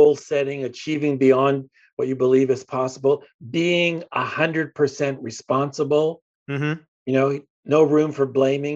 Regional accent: Hamilton, Ontario, Canada; moved away as an adult; also born or lived in Los Angeles; Born and raised in Hamilton, Ontario, Canada

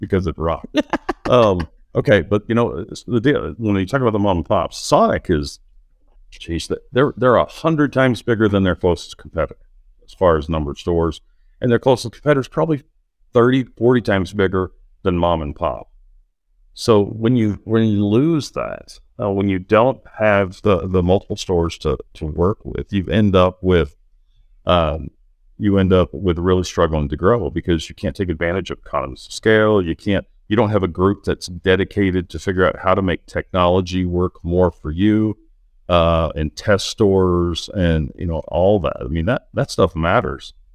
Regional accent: Norman, Oklahoma, United States; I grew up in Norman, Oklahoma

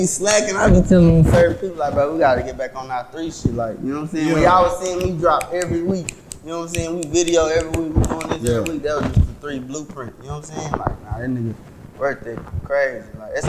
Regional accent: McKinney, Texas, United States; I'm from McKinney, Texas.

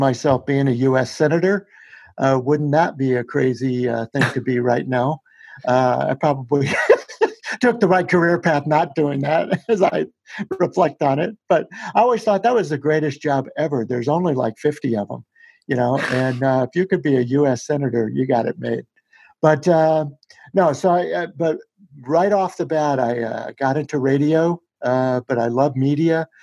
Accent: Shreveport, Louisiana, United States; Our family in Shreveport, Louisiana

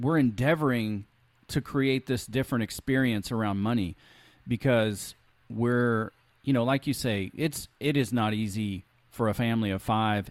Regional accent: Alabama, United States; We were pretty poor where I grew up in Alabama

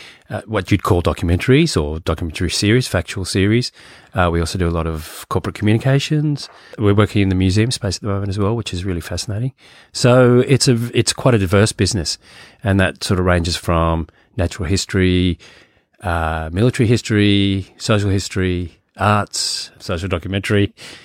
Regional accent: Virginia, United States; Just outside of DC. So in Virginia, but my dad was working in DC.

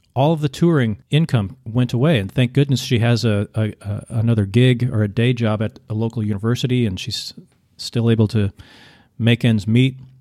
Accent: United States; also born or lived in Vietnam; I'm an American

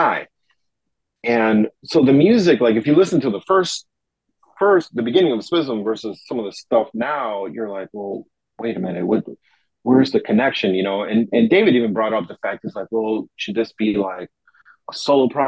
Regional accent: Uruguay; also born or lived in Chicago; now in Tokyo, Japan; I'm originally from Uruguay, South America

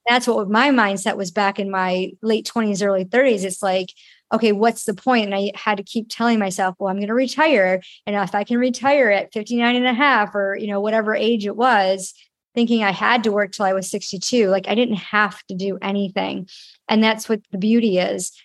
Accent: Rochester, New York, United States; moved away; my hometown, Rochester, New York

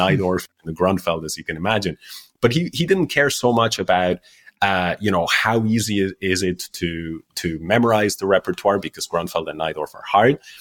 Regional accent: Ireland; also born or lived in Spain; I grew up in Ireland

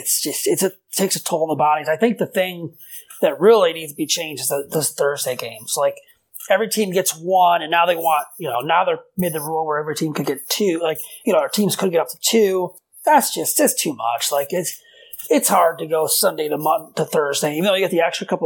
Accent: suburbs west of Chicago, Illinois, United States; the area I grew up in, out in the suburb, like west of Chicago

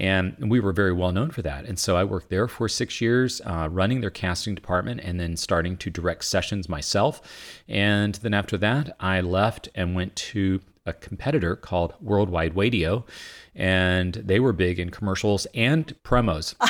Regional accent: Vinton, Virginia, United States; moved away as an adult; also born or lived in Boston; I grew up in Virginia

